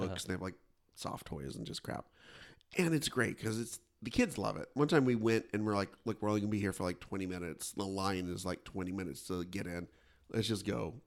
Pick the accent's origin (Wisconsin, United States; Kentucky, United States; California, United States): California, United States; Kingsburg; my hometown, Kingsburg